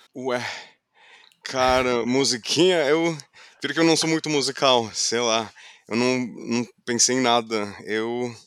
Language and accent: Portuguese; Fort Lauderdale, Florida, United States; Portuguese is a second language; moved away as an adult; now in São Paulo, Brazil; Eu nasci, cresci do lado da praia